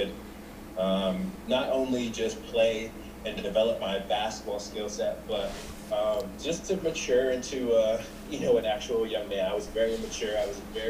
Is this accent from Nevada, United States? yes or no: yes; Las Vegas, Nevada, United States; I grew up in Las Vegas